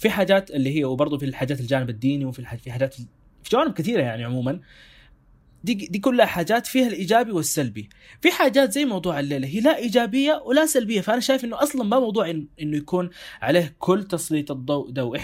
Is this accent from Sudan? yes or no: yes; Sudan; ب... بلهجتنا احنا هنا كسودانيين او او كناس في السودان